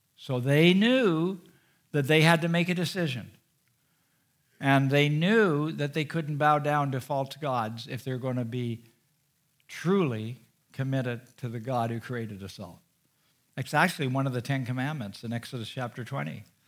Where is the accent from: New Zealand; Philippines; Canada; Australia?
Canada; being a Canadian